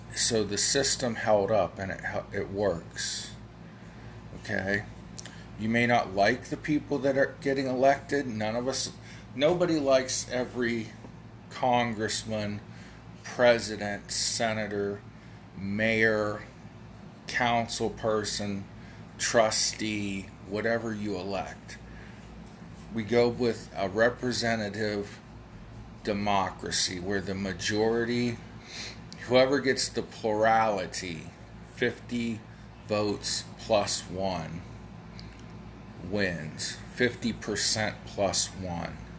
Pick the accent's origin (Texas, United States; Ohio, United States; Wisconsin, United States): Ohio, United States; also born or lived in Kent, Ohio / Ravenna, Ohio / Akron, Ohio; here in my hometown of 3,500 some odd people